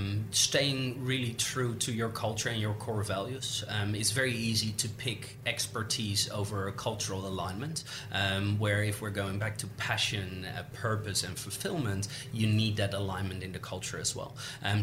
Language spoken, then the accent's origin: English; Netherlands; English is a second language; now in Australia; when I moved to Australia from the Netherlands, that was 9 years ago, and I didn't know a single soul.